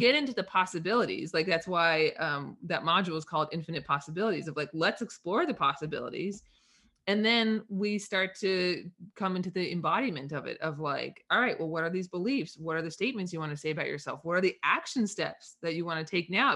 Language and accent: English; East Coast, Canada; I'm Canadian up, up north